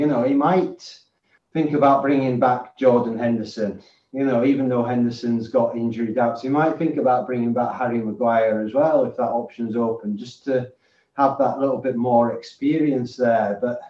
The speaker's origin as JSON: {"language": "English", "region": "England", "country": "United Kingdom", "tie": "born or raised there", "moved": "yes", "lives_now": "Scotland", "said": "I'm obviously born and bred in England, you know, and I live in Scotland."}